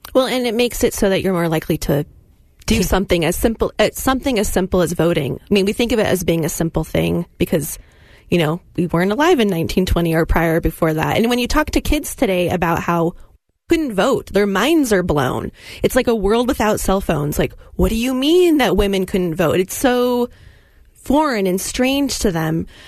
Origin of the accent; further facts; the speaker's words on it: California, United States; now in Utah, United States; I grew up in California